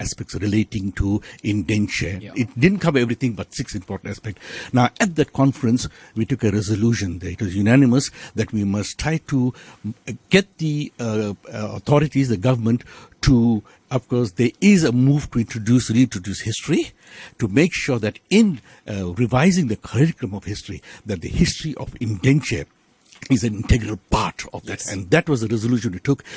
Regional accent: South Africa; we are South African, integral South Africans, full-blooded South Africans

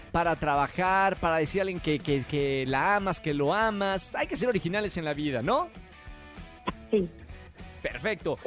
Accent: Mexico; nosotros los mexicanos

